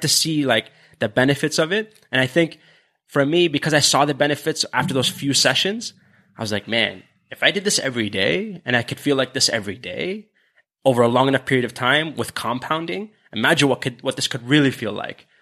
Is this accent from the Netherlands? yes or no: no; Canada; we're Canadian